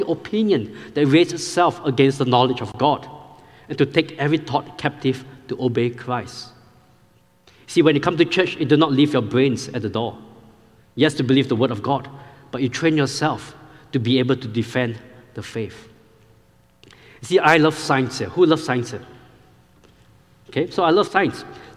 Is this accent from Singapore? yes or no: yes; Singapore; moved away as an adult; now in Powder Springs, United States; I grew up in Singapore